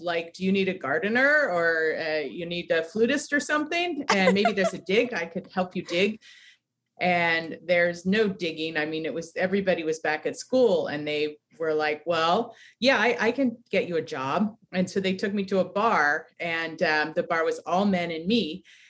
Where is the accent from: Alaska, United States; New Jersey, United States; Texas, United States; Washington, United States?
Alaska, United States; Ketchikan; born there; moved away as an adult; also born or lived in all over the U.S.; Okay, so I was born in Alaska, in Ketchikan, Alaska, and I grew up all over the U.S. My dad worked for Amtrak, and so we moved around a lot, fixing up the railroad. I moved to California when I was 19.